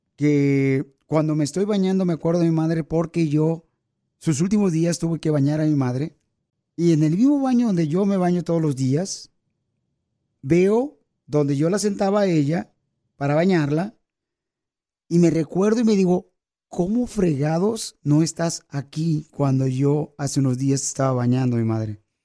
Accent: Michoacán, Mexico; now in United States; los michoacanos, pirisoteros, casi, casi somos americanos

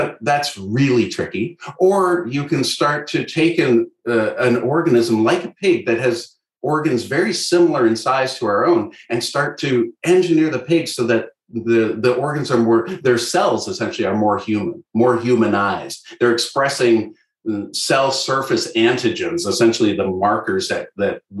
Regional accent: Canada; I'm Canadian

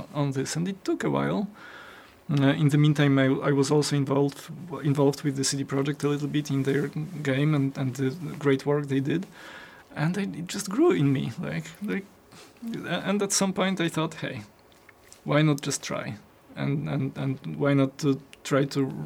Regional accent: Poland; I was born in Poland and I was growing up in Poland

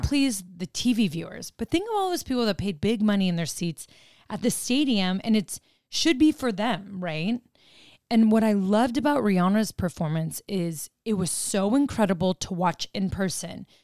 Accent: Arizona, United States; moved away; we grew up in Arizona

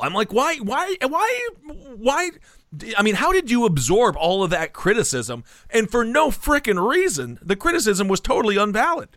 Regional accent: Wisconsin, United States; moved away; I'm from Wisconsin originally. The Midwest is a relatively polite spot.

